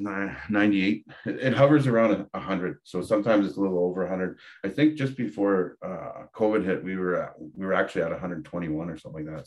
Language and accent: English; Dokis First Nation, Ontario, Canada; now in Medicine Hat, Canada; I come from Kikendot Island, which is Doki's First Nation in Ontario. And I reside in Medicine Hat now